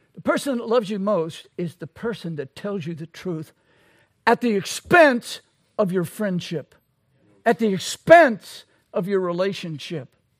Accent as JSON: {"language": "English", "region": "Louisiana", "country": "United States", "said": "I'm from Louisiana."}